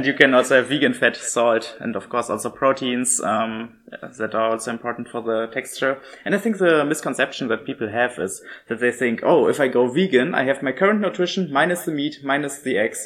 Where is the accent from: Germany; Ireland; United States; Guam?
Germany; moved away as an adult; now in Utrecht, Netherlands; I'm originally from Germany